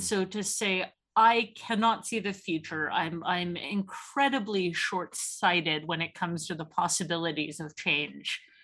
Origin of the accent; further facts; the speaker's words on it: Canada; now in Oxford, United Kingdom; as a Canadian